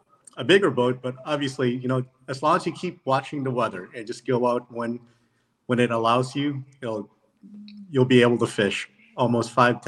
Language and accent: English; Philippines; born there; And I was born in the Philippines, and they said that was good enough to be on the team.